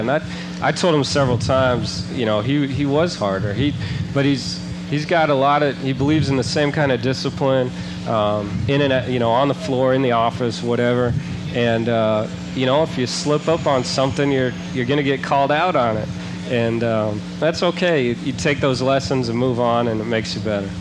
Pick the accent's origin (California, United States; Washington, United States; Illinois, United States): Washington, United States; Seattle; moved away as an adult; now in Indianapolis, United States; I grew up in Seattle for the most part, but um, Indianapolis uh, is really you know more of a home now